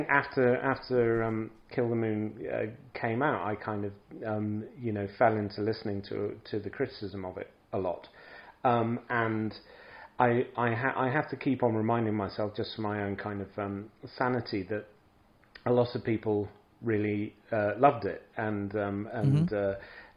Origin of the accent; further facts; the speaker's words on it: England, United Kingdom; moved away as an adult; now in Scandinavia; I grew up in England, and I lived now a long time in Scandinavia